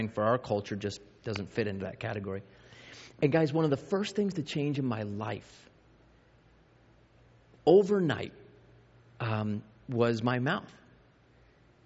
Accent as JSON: {"language": "English", "region": "New York", "country": "United States", "tie": "born or raised there", "also_born_or_lived": "Arizona", "moved": "as an adult", "said": "I grew up in New York and went to a 5A school"}